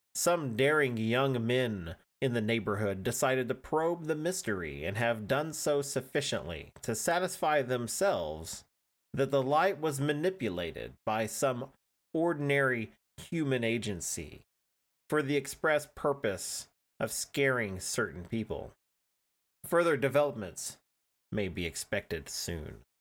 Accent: Oklahoma, United States; I'm an Oklahoman

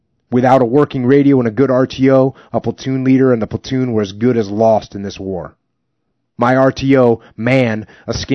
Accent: New England, United States; moved away as an adult; I grew up in New England

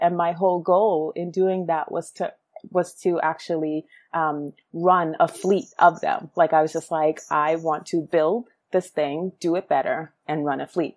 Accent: New York City, New York, United States; also born or lived in Guyana; so I was born in Brooklyn.

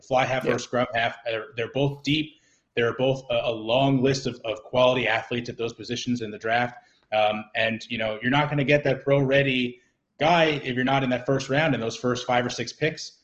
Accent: New Jersey, United States; moved away as an adult; also born or lived in New York / Massachusetts; now in Blue Hill, Maine, United States; I was born in New York, uh, but I'm a Jersey guy at heart

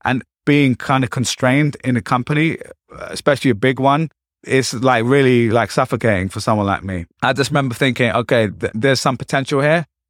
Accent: London, United Kingdom; moved away as an adult; also born or lived in Essex; now in New York, United States; I'm from East London

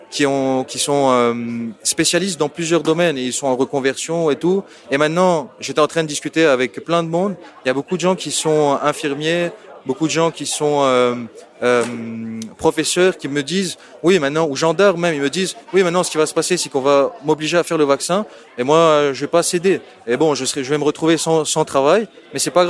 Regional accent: Paris, Île-de-France, France; also born or lived in Lebanon; moi je viens de Paris et originellement je viens du Liban.

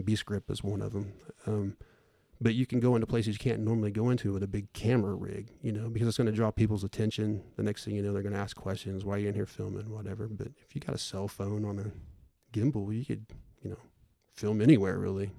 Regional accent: Bartlesville, Oklahoma, United States; also born or lived in Claremore, Oklahoma; I was born in Claremore and basically grew up, lived in Bartlesville my whole life

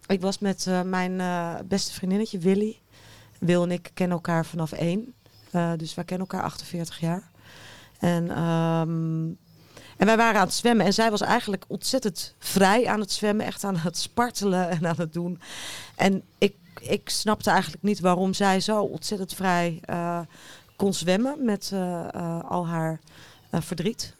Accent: Haarlem, North Holland, Netherlands; Ik kom zelf uit Haarlem

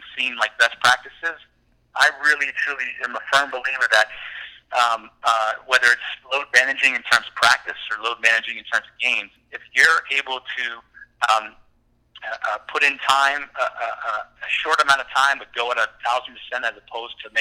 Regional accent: Chapel Hill, North Carolina, United States; I grew up in Chapel Hill in North Carolina

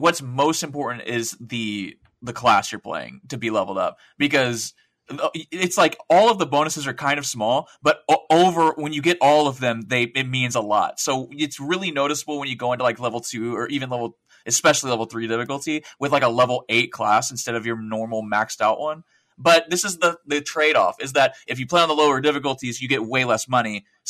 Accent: the South, United States; accent: Southern; Yeah, I'm sorry. My southern accent kicked in.

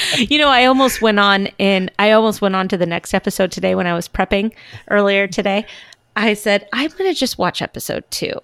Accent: California, United States; I'm from California

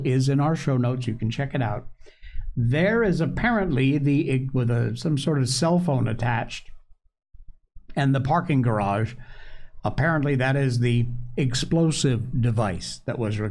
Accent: Torrington, Connecticut, United States; from Torrington, Connecticut, my hometown

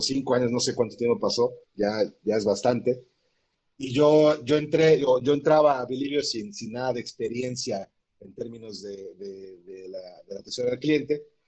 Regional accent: Puebla, Mexico; Y me sentía orgulloso de ser poblano

